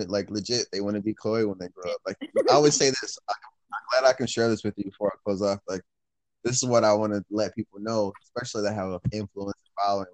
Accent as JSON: {"language": "English", "town": "Detroit", "region": "Michigan", "country": "United States", "tie": "born or raised there", "also_born_or_lived": "Clinton Township, Michigan"}